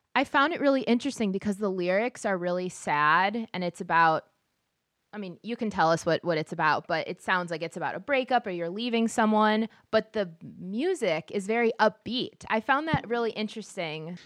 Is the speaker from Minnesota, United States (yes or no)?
yes; Minneapolis, Minnesota, United States